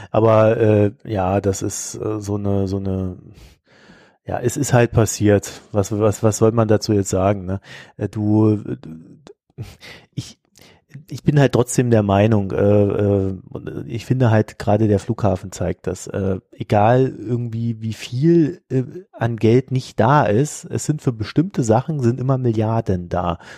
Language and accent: German; Berlin, Germany; born there; Und ich bin ja in Berlin geboren, den Berliner Bürger kenne ich ja ein bisschen